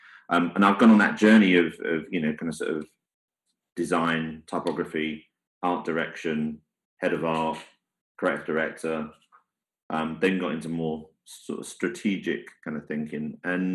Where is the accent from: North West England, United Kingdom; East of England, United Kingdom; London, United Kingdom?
London, United Kingdom; I come from the East End. My dad was a prisoner of war for the whole duration